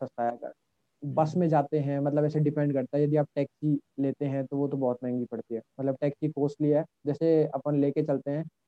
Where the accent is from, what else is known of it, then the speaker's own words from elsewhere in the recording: Rajasthan, India; मैं राजस्थान से हूँ